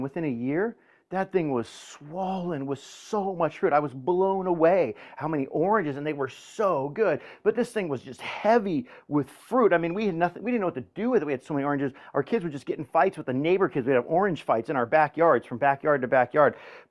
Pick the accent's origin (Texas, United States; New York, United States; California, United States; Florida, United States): California, United States; Woodland Hills; You know, I grew up in Woodland Hills, and I grew up Sicilian